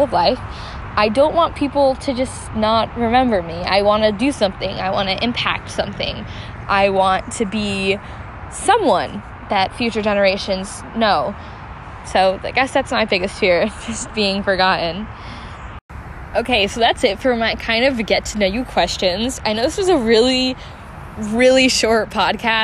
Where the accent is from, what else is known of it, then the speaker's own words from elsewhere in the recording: New Jersey, United States; I grew up in New Jersey